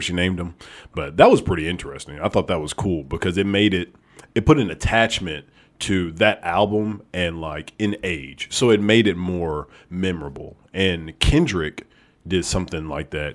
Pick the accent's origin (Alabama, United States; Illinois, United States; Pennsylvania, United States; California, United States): Alabama, United States; I'm actually from Alabama